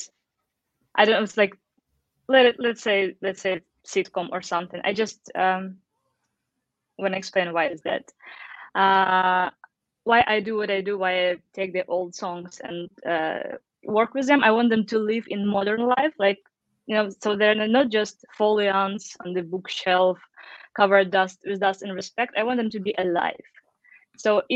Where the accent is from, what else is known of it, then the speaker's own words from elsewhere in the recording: Eastern Ukraine, Ukraine; English is a second language; moved away; As a kid, I was growing up back in Ukraine in around 90s. So, of course, I didn't speak any English, like, not at all